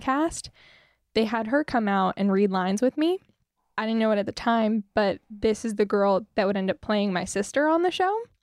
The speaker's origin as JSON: {"language": "English", "town": "Fruita", "region": "Colorado", "country": "United States", "tie": "born or raised there", "also_born_or_lived": "Grand Junction, Colorado", "said": "I'm from Fruta, Colorado"}